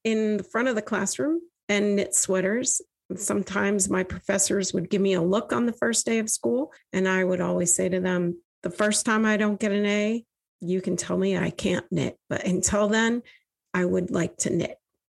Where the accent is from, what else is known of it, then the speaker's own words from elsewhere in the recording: Vermont, United States; I grew up in Vermont, one of four daughters.